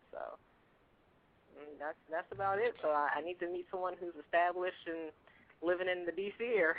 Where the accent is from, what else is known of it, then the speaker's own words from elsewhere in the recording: Maryland, United States; moved away as an adult; now in Virginia, United States; Yeah, just kind of just moved there in February. I'm from Maryland, but I'm still from the same metropolitan area.